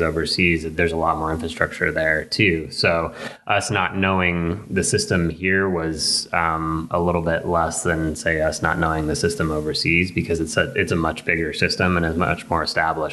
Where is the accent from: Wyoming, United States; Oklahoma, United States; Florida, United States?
Wyoming, United States; Laramie; growing up in Laramie